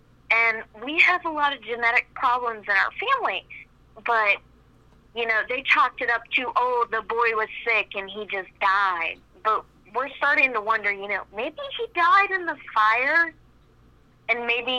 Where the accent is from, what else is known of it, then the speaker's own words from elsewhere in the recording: West Virginia, United States; We're originally from West Virginia, and we live on a farm that has been in our family since, you know, territory was first discovered in West Virginia.